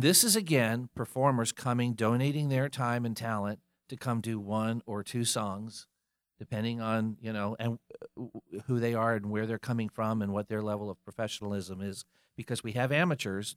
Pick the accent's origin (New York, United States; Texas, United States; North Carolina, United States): North Carolina, United States; Fayetteville; moved away as an adult; also born or lived in Colorado; now in Charlotte, United States; came back to North Carolina, but came to Charlotte instead of Fayetteville, where I grew up